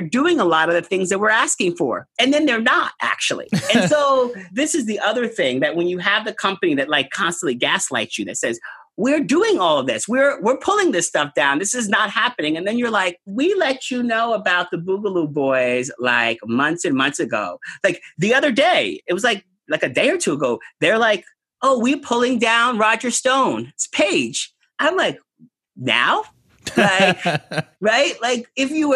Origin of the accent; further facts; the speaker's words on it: New York, United States; I'm a New Yorker.